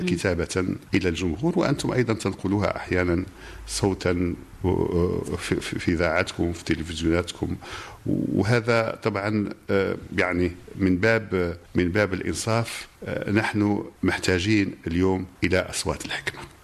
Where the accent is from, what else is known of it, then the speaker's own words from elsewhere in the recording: Morocco; بلدنا المغرب